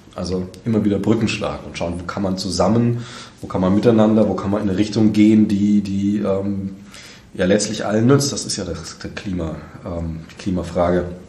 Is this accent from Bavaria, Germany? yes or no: yes; Bavaria, Germany; now in Saxony, Germany; ich komme aus Bayern